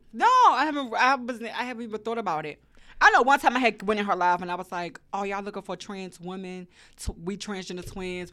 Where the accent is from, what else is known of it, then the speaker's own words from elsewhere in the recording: Washington, District of Columbia, United States; now in Atlanta, United States; I also wanna go back to my hometown, to the D M V